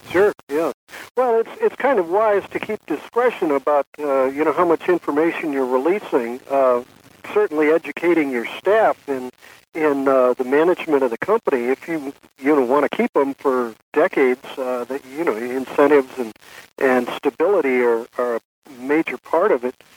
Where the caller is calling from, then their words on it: San Francisco, California, United States; not only am I calling from California, but I'm calling from San Francisco